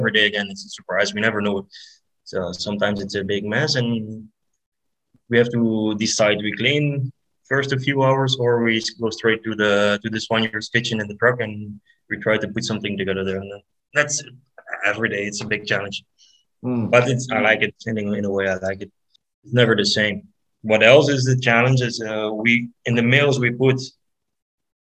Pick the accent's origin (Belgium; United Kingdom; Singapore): Belgium; I'm from Belgium